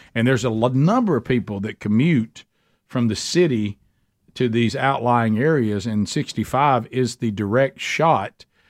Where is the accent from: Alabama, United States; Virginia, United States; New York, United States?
Alabama, United States; I'm from Alabama